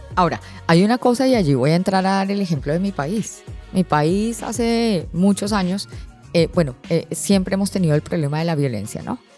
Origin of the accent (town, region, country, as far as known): Colombia; now in Panama